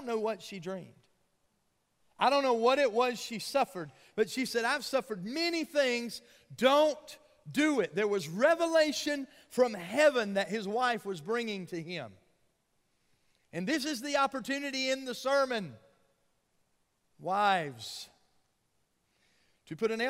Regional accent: Georgia, United States; when I was a little boy growing up in Georgia

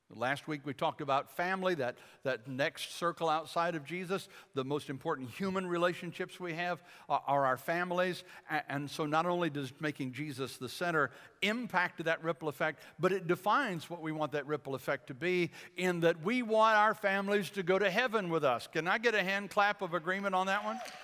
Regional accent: Michigan, United States; I grew up in Michigan

